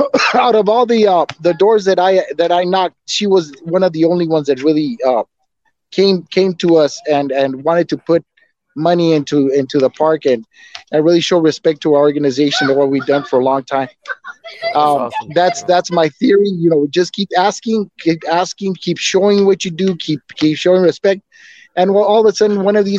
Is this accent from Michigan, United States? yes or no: no; New York, United States; Well, I'm from El Barrio. I'm from El Barrio.